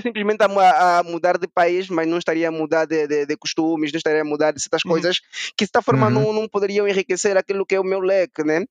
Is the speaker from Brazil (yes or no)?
no; Angola; moved away as an adult; now in Portugal; nós somos angolanos